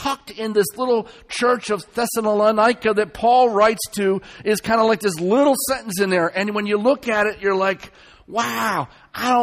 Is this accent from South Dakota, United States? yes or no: no; Baltimore, Maryland, United States; moved away; I was born and raised in Baltimore, Maryland